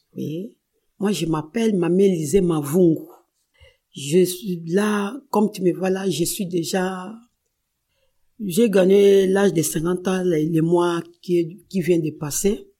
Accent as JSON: {"language": "French", "region": "Kinshasa", "country": "DR Congo", "tie": "born or raised there", "moved": "yes", "said": "moi, je suis née à Kinshasa, RDC. Je suis grandi à Kinshasa."}